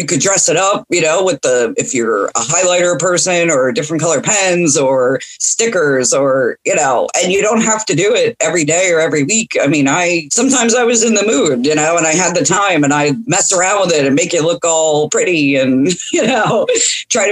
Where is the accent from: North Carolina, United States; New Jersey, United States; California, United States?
New Jersey, United States; moved away as an adult; now in Arkansas, United States; I grew up in New Jersey